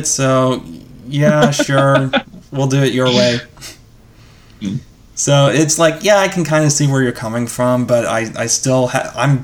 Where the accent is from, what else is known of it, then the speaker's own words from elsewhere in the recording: United States; I'm an American